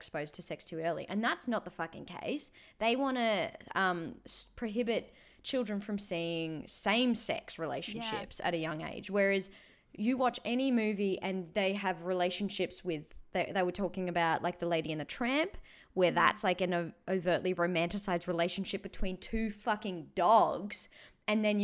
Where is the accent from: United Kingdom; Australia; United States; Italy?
Australia; as an Australian citizen